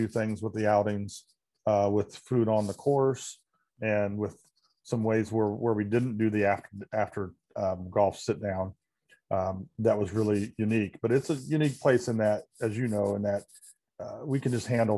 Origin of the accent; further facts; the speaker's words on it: Indiana, United States; moved away as an adult; now in Chicago area, United States; not being a native Chicago person, I always tell people, you know, when I was growing up in Indiana